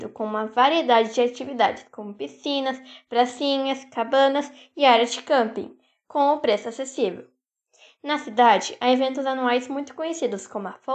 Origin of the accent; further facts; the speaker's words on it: Agudo, Rio Grande do Sul, Brazil; o município de Agudo, minha terra natal.